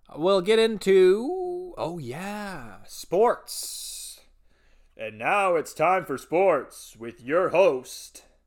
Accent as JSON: {"language": "English", "town": "Elmira", "region": "Ontario", "country": "Canada", "tie": "born or raised there", "said": "That's my original hometown. Actually, you know, it's just my hometown"}